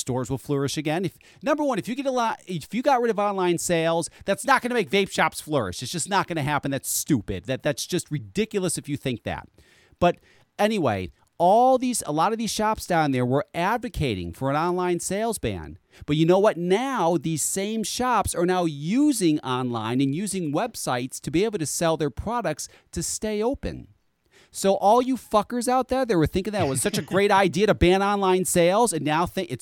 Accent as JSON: {"language": "English", "region": "Connecticut", "country": "United States", "said": "I'm from Connecticut"}